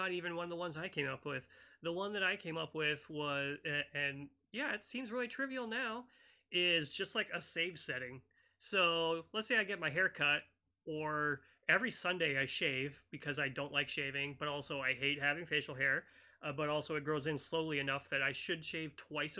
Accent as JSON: {"language": "English", "country": "United States", "said": "I'm an American"}